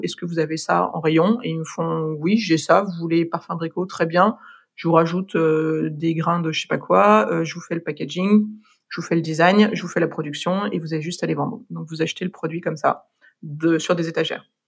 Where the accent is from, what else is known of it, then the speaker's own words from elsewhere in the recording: France; moved away as an adult; also born or lived in Dublin, Ireland; now in London, United Kingdom; en tant que Français